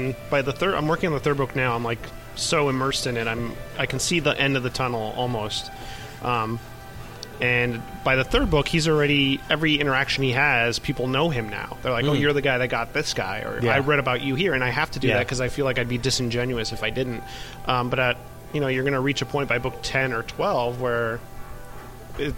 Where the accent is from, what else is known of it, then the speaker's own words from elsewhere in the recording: Miami, Florida, United States; moved away as an adult; now in New York, United States; to write about my hometown.